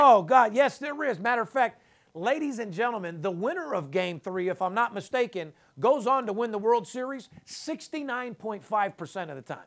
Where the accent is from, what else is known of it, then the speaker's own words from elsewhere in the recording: Las Vegas, Nevada, United States; third generation, born and raised in Las Vegas